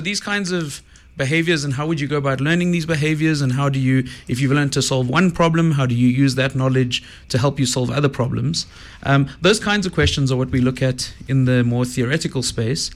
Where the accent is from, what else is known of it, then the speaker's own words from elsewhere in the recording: Johannesburg, Gauteng, South Africa; I grew up in Joburg